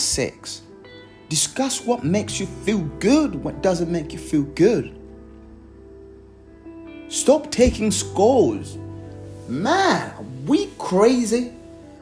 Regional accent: Malawi; now in Surrey, United Kingdom; from back home from Malawi

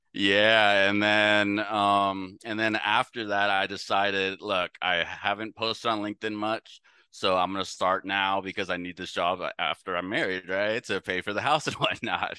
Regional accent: San Francisco, California, United States; moved away as an adult; also born or lived in Louisiana / Texas; now in Dallas, United States; I'm up from the San Francisco Bay Area

